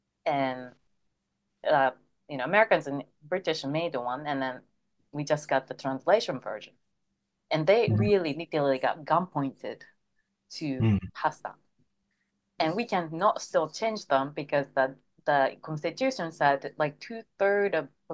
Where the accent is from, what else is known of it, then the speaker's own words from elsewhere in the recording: Japan; English is a second language; moved away as an adult; also born or lived in United States; I moved to Japan. I moved out from Japan.